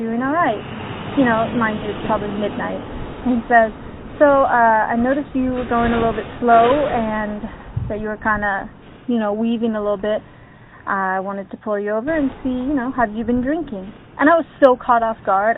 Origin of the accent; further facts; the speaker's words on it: Sacramento, California, United States; moved away; home for me was California